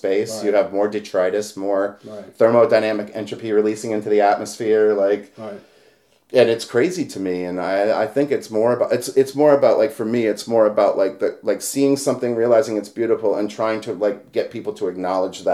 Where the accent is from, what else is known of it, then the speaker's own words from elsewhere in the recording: Brooklyn, Connecticut, United States; moved away as an adult; also born or lived in Pennsylvania; my hometown in Brooklyn, Connecticut